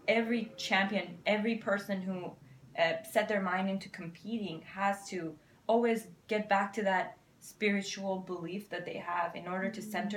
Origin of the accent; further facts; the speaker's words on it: Iran; moved away; I'm from Iran